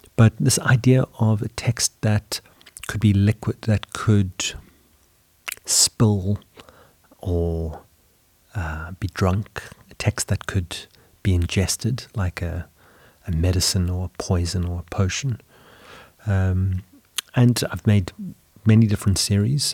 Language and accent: English; South Africa; moved away as an adult; now in Sweden; growing up in South Africa, studying art in high school